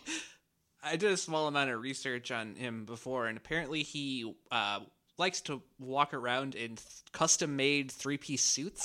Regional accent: Washington, Iowa, United States; moved away; I'm from Washington, Iowa originally

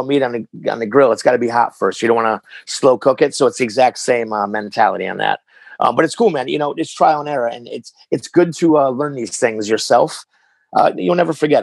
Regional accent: Hartford, Connecticut, United States; I was born in Connecticut. Hartford.

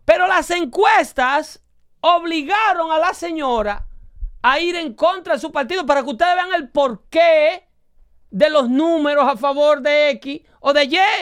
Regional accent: Dominican Republic; now in United States

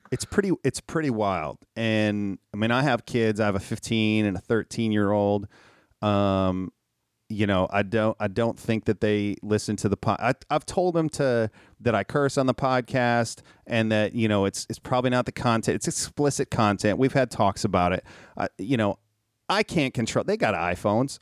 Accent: Minnesota, United States; I was raised in Minnesota

